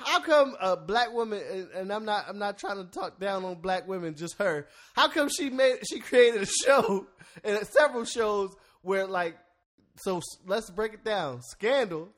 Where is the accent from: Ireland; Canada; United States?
United States; Philadelphia, Pennsylvania; I'm from Philly.